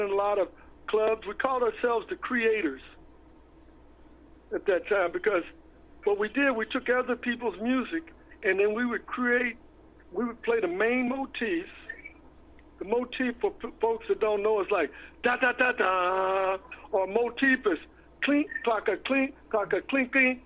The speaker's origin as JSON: {"language": "English", "town": "Long Beach", "region": "California", "country": "United States", "tie": "born or raised there", "also_born_or_lived": "New Orleans", "moved": "as an adult", "said": "my hometown, Long Beach"}